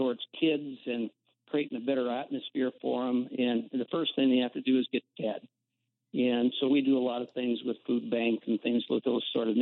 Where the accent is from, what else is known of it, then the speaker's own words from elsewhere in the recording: Midwest, United States; I grew up here in the Midwest, South Dakota, North Dakota, Minnesota, Iowa, up in this area